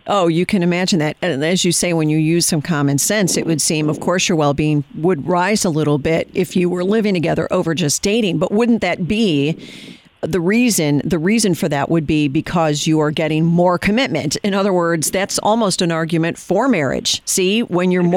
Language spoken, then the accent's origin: English; Chicago, Illinois, United States; now in Virginia, United States; I'm from Chicago, and I, will tell you, having left the People's Republic of Illinois